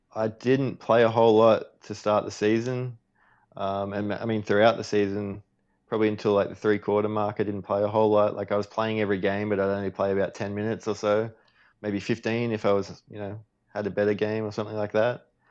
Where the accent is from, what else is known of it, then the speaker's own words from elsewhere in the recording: Australia; me being Australian